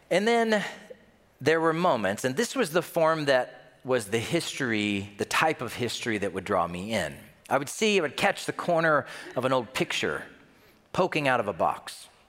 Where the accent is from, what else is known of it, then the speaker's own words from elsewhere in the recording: the South, United States; Yes, I'm from the South, and yes, we say aunt, not aunt.